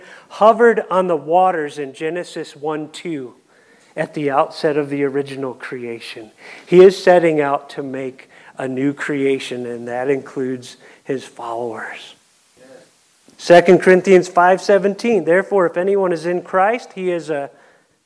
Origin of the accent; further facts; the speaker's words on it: Ohio, United States; accent: Kentucky; I'm from Ohio